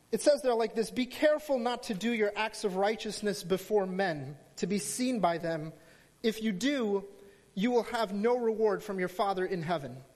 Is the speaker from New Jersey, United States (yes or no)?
yes; New Jersey, United States; I hail from New Jersey.